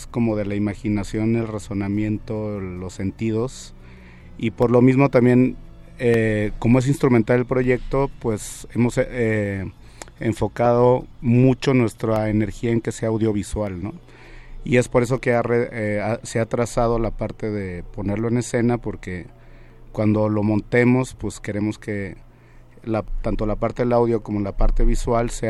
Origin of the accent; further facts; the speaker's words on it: Sonora, Mexico; moved away; also born or lived in Guadalajara; Yo soy de Sonora, sí. Eh, digamos que fue como la primaria, la secundaria, la prepa y parte de la universidad